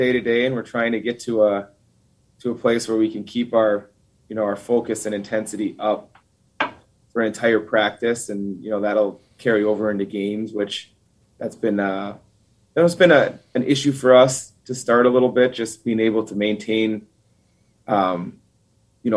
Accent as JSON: {"language": "English", "town": "Duluth", "region": "Minnesota", "country": "United States", "tie": "born or raised there", "moved": "as an adult", "said": "I grew up in Duluth, Minnesota"}